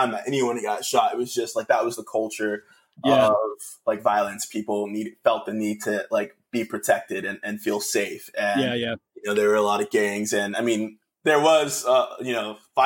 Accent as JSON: {"language": "English", "town": "Norfolk", "region": "Virginia", "country": "United States", "tie": "born or raised there", "said": "I grew up in Hampton Roads area in Norfolk, Virginia, Virginia Beach, Virginia. Most of my life. I moved to Virginia when I was 9 years old."}